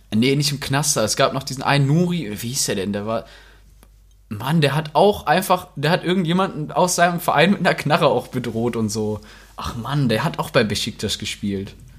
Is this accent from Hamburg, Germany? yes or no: no; Rheda-Wiedenbrück, North Rhine-Westphalia, Germany; in Reda Wiedenbrück leben, also da, wo ich herkomme